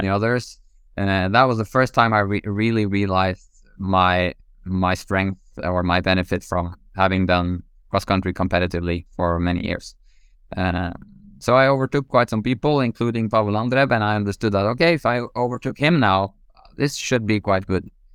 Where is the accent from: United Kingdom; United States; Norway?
Norway; growing up in Norway